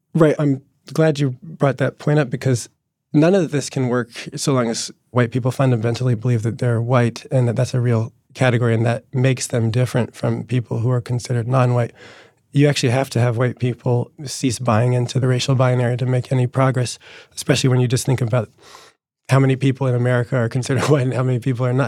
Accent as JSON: {"language": "English", "region": "New Jersey", "country": "United States", "tie": "born or raised there", "said": "the working class Italian kids that I grew up with in New Jersey"}